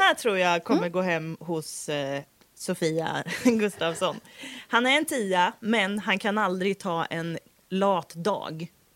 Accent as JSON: {"language": "Swedish", "town": "Degerfors", "region": "Örebro County", "country": "Sweden", "said": "jag är från Degerfors. Vi svetsar stål hela dagarna"}